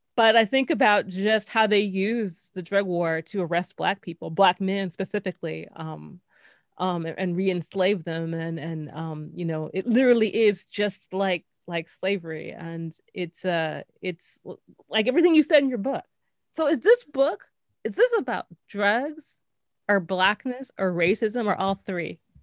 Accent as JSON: {"language": "English", "town": "Los Angeles", "region": "California", "country": "United States", "moved": "yes", "lives_now": "New York, United States", "said": "I'm, I'm from Los Angeles and, like, in the nineties"}